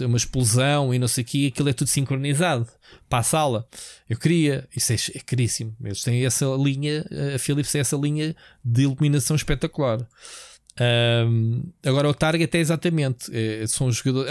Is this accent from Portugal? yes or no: yes; Portugal; Nós é que somos sempre os portugueses